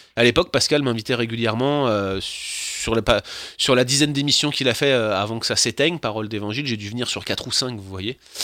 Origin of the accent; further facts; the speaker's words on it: France; now in Quebec, Canada; en tant que Français, de principe, de facto, j'aurais déjà dû être viré depuis, 6 euh, mois, ne serait-ce que parce que je suis français